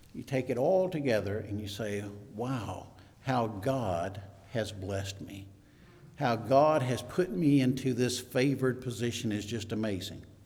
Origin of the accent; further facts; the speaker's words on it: Mississippi, United States; moved away; also born or lived in New Mexico / San Antonio, Texas; we were from Mississippi, by the way, so I'm, I'm originally from Mississippi